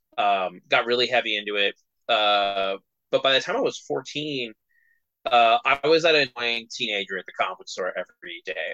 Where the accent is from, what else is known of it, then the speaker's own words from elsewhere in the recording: California, United States; I grew up in California